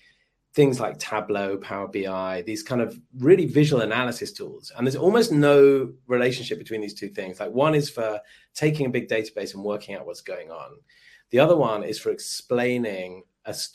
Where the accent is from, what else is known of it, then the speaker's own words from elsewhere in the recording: London, United Kingdom; I am from London, but I'm actually dialing in from Sydney